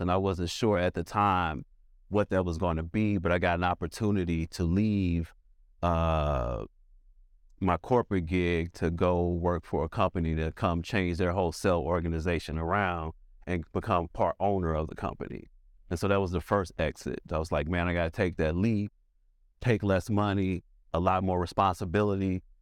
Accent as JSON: {"language": "English", "town": "St. Louis", "region": "Missouri", "country": "United States", "tie": "born or raised there", "moved": "as an adult", "lives_now": "Atlanta, United States", "said": "So I'm from St. Louis"}